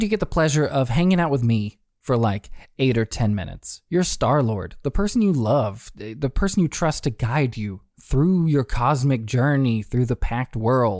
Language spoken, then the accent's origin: English; the South, United States; accent: Southern; Can you tell that I'm from the South and I used to talk like that, my vowels?